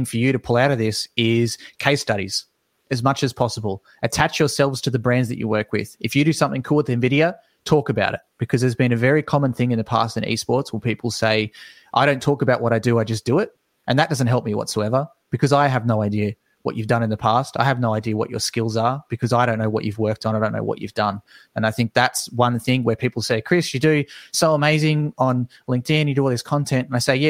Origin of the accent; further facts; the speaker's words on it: Australia; As an Australian, it's impossible.